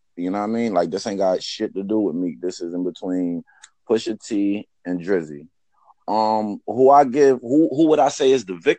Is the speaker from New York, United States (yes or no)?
yes; New York, United States; now in North Carolina, United States; I'm originally from New York, but I live in North Carolina now.